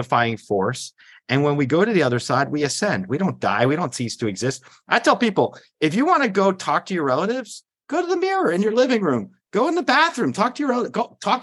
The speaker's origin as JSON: {"language": "English", "country": "United States", "tie": "born or raised there", "said": "I grew up 5 miles outside New York City"}